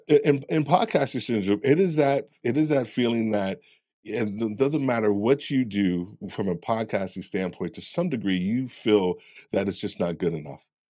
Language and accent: English; New York, United States; I'm being from New York